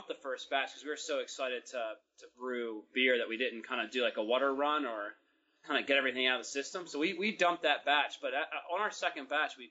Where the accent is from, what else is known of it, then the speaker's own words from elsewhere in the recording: Baltimore, Maryland, United States; now in Australia; I'm from Baltimore originally, and but I've been living in Australia